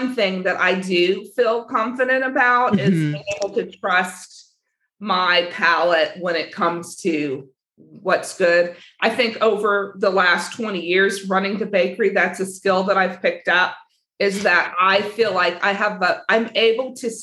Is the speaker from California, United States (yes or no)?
yes; Southern California, United States; I grew up in Southern California